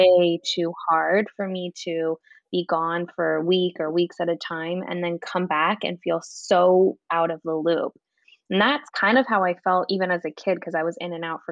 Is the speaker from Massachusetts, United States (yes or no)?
no; outside of Los Angeles, California, United States; I grew up in outside of Los Angeles